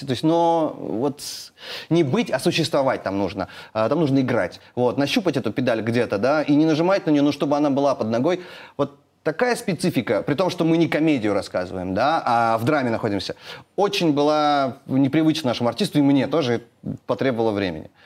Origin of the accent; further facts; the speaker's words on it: Naryan-Mar, Nenets Autonomous Okrug, Russia; Я вырос на Крайнем Севере, там у нас как бы не было такой, знаете, а такой очень э, город Нарьянмар